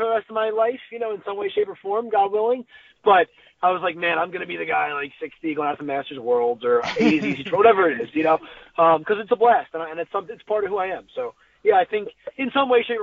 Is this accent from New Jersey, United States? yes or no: yes; New Jersey, United States; moved away; I'm from New Jersey